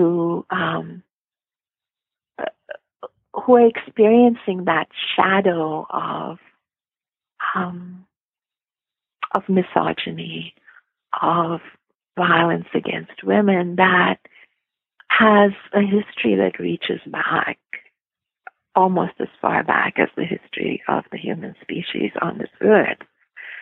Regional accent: Canada; being Canadian, being your neighbor to the north

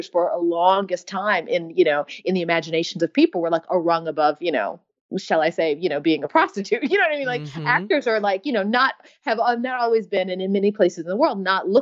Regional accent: United States; I'm American

